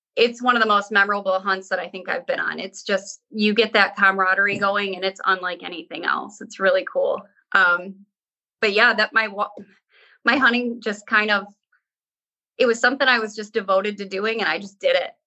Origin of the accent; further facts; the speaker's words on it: Great Lakes, United States; I grew up on the Great Lakes